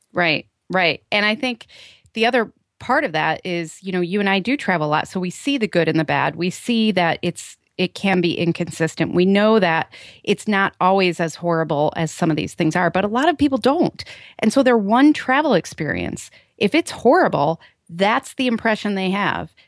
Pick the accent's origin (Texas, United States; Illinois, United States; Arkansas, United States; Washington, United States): Illinois, United States; Chicago; my hometown, Chicago O'Hare